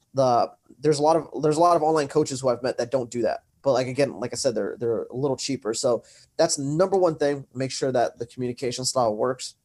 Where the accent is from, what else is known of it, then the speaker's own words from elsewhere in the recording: Santa Ana, California, United States; I am from Santa Ana, California